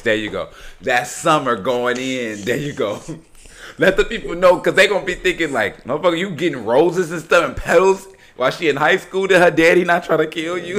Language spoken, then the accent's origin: English; Chicago, Illinois, United States; now in Houston, United States; I'm from Chicago, everybody. I've been living in Houston for quite some time, but I'm from Chicago